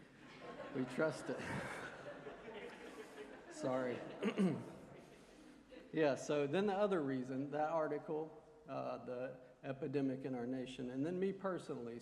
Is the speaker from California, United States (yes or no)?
no; Montgomery, Alabama, United States; I was born here in Montgomery